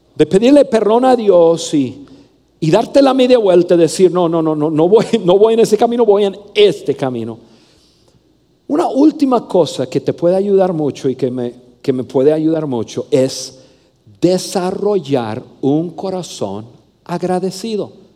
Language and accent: Spanish; Mexico; also born or lived in Saltillo, Coahuila; soy mexicano